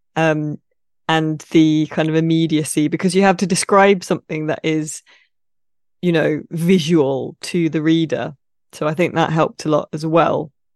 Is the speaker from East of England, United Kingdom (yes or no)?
no; Midsomer Murders country, South East England, United Kingdom; I grew up in Midsummer Murder's country, basically. It's set in a fictional county, but that is where I am from in the U K, pretty much that area.